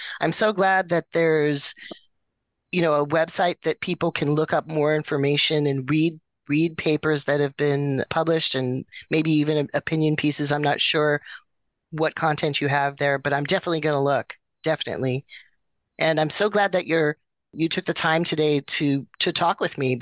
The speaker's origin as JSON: {"language": "English", "town": "Kotzebue", "region": "Alaska", "country": "United States", "tie": "born or raised there", "also_born_or_lived": "Fairbanks, Alaska", "moved": "yes", "said": "I did grow up in Kotzebue, like I went to grade school there"}